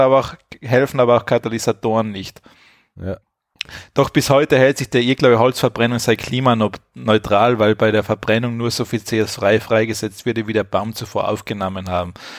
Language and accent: German; Austria; bei uns in Österreich